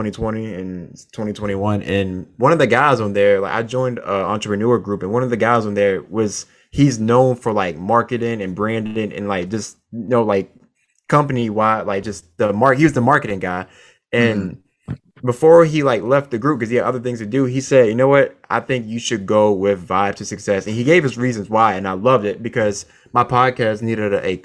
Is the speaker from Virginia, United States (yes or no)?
yes; Virginia, United States; also born or lived in Chester, Virginia / Chesapeake, Virginia; now in Seattle, United States; I was born in Virginia, spent all of my childhood in Eastern Virginia, to be specific, Chester, Virginia. And then we moved to Chesapeake, Virginia